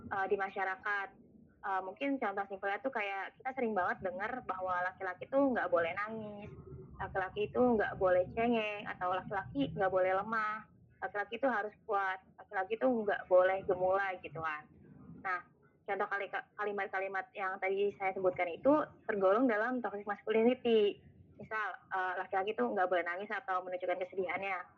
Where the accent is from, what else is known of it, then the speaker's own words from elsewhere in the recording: West Java, Indonesia; gue juga orang Sunda gitu